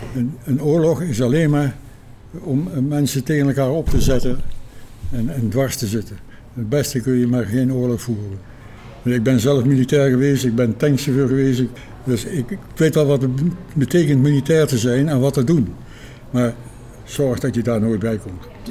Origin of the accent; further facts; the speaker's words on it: Arnhem, Gelderland, Netherlands; Ik ben een geboren Arnhemmer